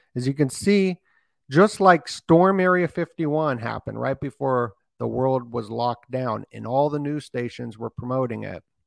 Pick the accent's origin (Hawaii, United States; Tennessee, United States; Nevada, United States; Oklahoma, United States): Nevada, United States; Las Vegas; I'm from Vegas and I'm right by there